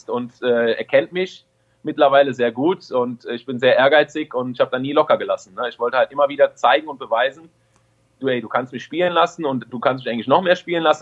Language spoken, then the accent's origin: German; Düren, North Rhine-Westphalia, Germany; also born or lived in Friedrichshafen; Ich bin ja aus Düren nach Friedrichshafen gegangen. Drei Jahre hab, war ich in Ausbildung